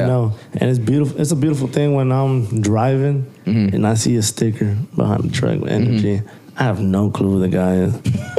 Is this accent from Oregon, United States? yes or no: no; Houston, Texas, United States; I'm from Houston